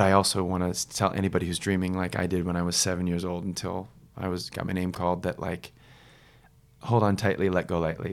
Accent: Ohio, United States; it's my country and I grew up in Ohio, which is right next to Indiana

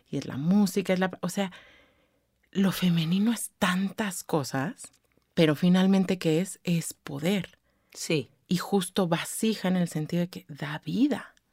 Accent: State of Mexico, Mexico; Vengo del Estado de México, donde pues obviamente todo es culpa de AMLO, ¿no?

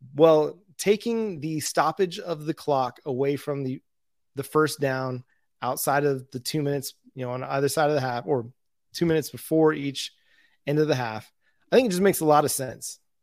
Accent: Tahlequah, Oklahoma, United States; my hometown

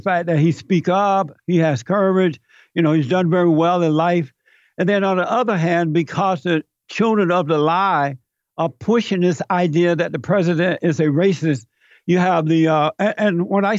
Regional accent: Alabama, United States; I grew up in Alabama. I grew up under the Jim Crow laws. I grew up on a plantation.

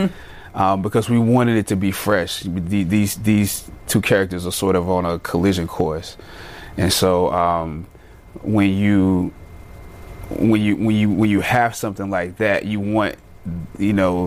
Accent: United States; an African American, I don't have a direct connection to the continent.

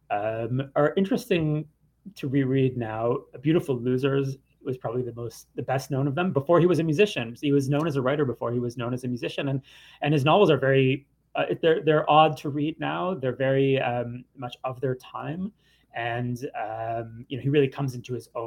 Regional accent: Canada; I mean, I grew up with …. I'm Canadian, and of course, … was always playing in the background when I was a child.

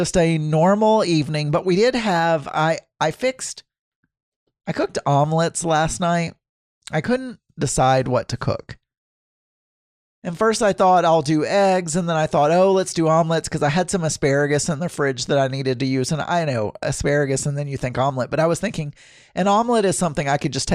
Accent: the South, United States; moved away; when I was growing up in the South

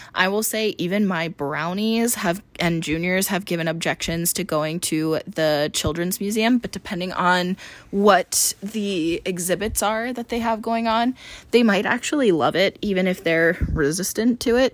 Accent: East Coast, United States; now in Phoenix, United States; I grew up on the East Coast

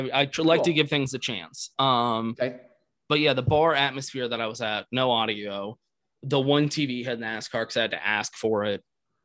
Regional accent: Austin, Texas, United States; also born or lived in Eastern North Carolina / Houston, Texas; So I lived in Houston, Texas for quite a while. I grew up around here in Austin, Texas, most of my life. And then went to college down in Houston, University of Houston.

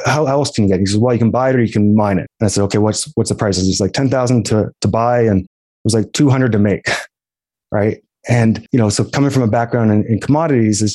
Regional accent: East Coast of Canada, Canada; moved away as an adult; now in Calgary, Canada; I'm from the East Coast of Canada. I got a one-way plane ticket for graduation gift and I moved out to Calgary, Alberta

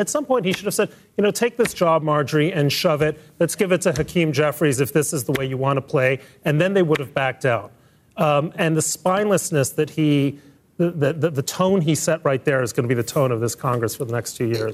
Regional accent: Mexico City, Mexico; moved away; I grew up in Mexico City. My father was from Mexico

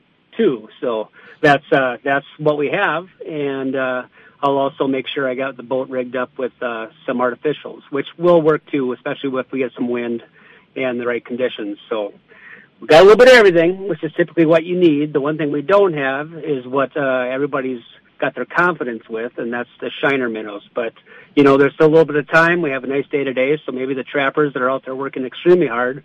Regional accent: Paul Bunyan Country, Minnesota, United States; growing up in Paul Bunyan Country

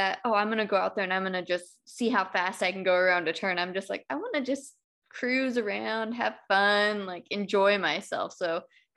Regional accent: California, United States; moved away as an adult; I grew up in California

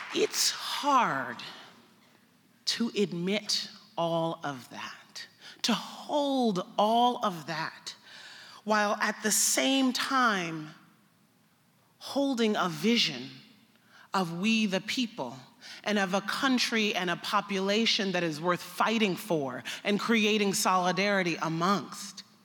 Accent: United States; I'm an American

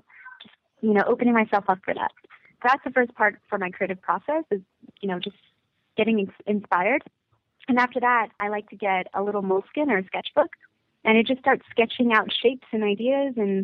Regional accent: United States; also born or lived in California / Florida; I was born in America, and I had a really tough time relating to a lot of people at my school, because when I was in California, there was nothing but Asian people at my school

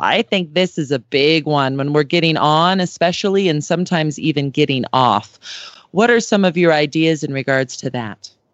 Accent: Southern California, United States; I grew up in Southern California

